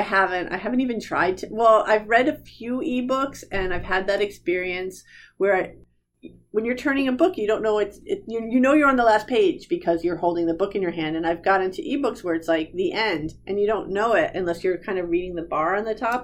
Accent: New Jersey, United States; I'm from New Jersey

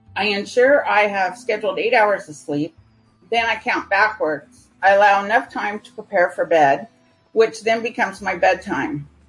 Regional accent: California, United States; moved away as an adult; also born or lived in United States Virgin Islands; now in Phoenix, United States; I primarily grew up in California. However, my years between eight and about 12, I grew up in the United States Virgin Islands

